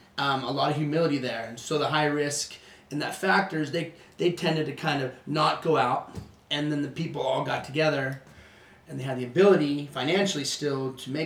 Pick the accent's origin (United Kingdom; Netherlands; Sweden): Sweden; first language Swedish; English is a second language; moved away; My parents were born in Sweden. Everyone's from there. My brother and I were born in Sweden.